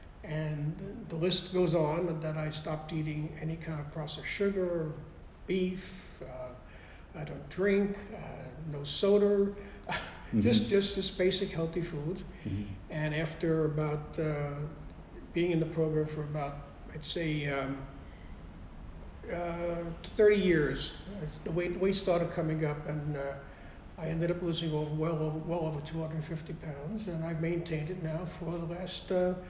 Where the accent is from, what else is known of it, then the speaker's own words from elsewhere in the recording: Brooklyn, New York, United States; also born or lived in Bayside; Well, my parents, they had this apartment in Brooklyn on Charlie Avenue. And my aunt lived right next door. We had another cousin living downstairs.